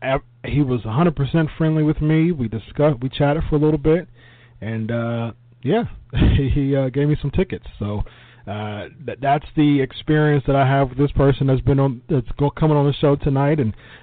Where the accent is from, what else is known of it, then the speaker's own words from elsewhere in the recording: Columbus, Ohio, United States; my hometown, Columbus.